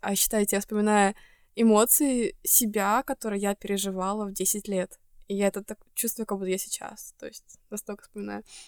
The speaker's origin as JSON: {"language": "Russian", "country": "Estonia", "moved": "yes", "said": "из Эстонии"}